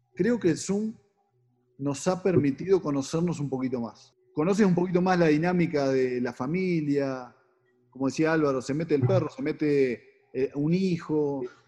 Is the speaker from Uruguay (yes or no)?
yes; Uruguay; moved away as an adult; now in Mexico; Llevo 20 años en México, 19, y cada vez que digo que soy uruguayo